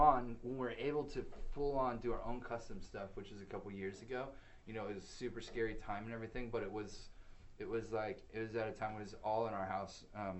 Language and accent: English; California, United States; Orange County.